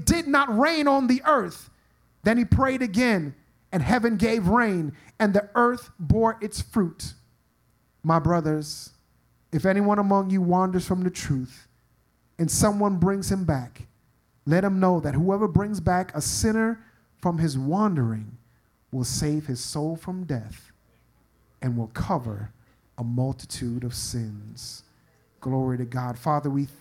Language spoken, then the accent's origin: English; New York, United States; I'm from New York